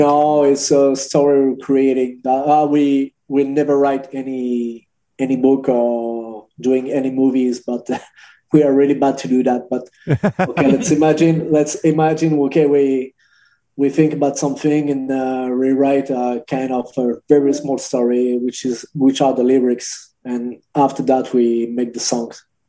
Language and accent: English; Angers, Pays de la Loire, France; Angers. It's uh, close to Paris. So it's like two hours from Paris